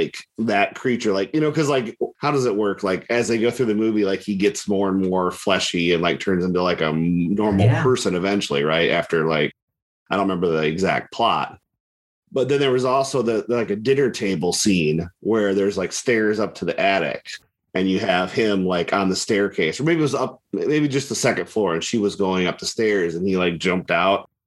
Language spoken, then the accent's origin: English; Ohio, United States; my hometown, a little tiny town